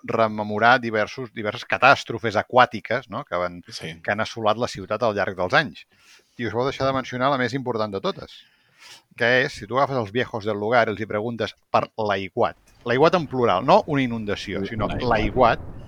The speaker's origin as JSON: {"language": "Catalan", "town": "Vilanova i la Geltrú", "region": "Catalonia", "country": "Spain", "said": "soc de, ran, de Rancio Bolengo."}